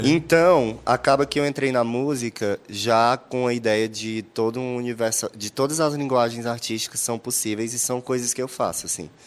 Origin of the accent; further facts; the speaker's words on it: Teresina, Piauí, Brazil; eu nasci em Teresina